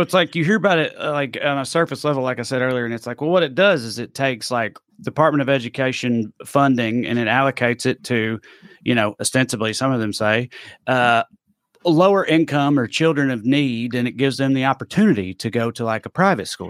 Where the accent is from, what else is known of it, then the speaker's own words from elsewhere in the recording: United States; I'm from Clay County.